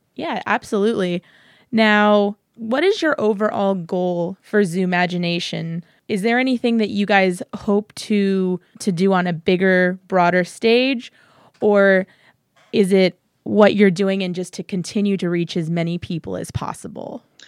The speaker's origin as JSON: {"language": "English", "town": "San Antonio", "region": "Texas", "country": "United States", "tie": "born or raised there", "said": "growing up in San Antonio"}